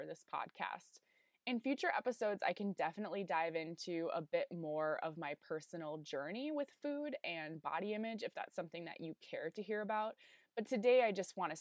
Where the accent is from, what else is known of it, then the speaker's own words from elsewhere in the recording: South Dakota, United States; moved away as an adult; also born or lived in Illinois; my home state of South Dakota when I was living in Illinois for graduate school at the time